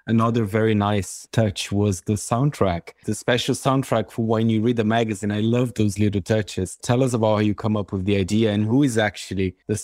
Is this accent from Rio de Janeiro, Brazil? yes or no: no; São Paulo, Brazil; my hometown, São Paulo